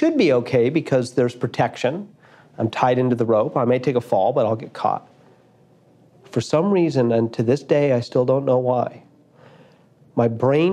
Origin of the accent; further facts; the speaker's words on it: Boulder, Colorado, United States; near where I grew up in Boulder.